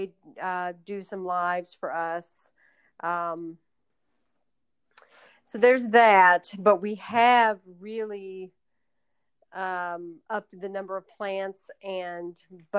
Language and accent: English; Louisville, Kentucky, United States; I am from Louisville